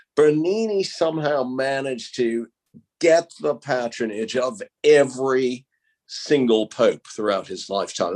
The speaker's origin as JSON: {"language": "English", "country": "United States", "tie": "born or raised there", "said": "where I grew up in America"}